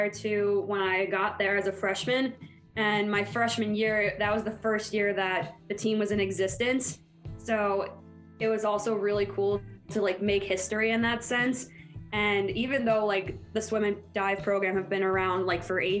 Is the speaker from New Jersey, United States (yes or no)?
yes; Mahwah, New Jersey, United States; I'm from Mahwah, New Jersey.